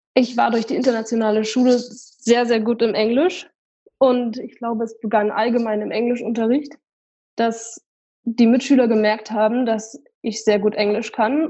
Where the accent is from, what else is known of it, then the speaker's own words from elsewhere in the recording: Weimar, Thuringia, Germany; bei uns in Weimar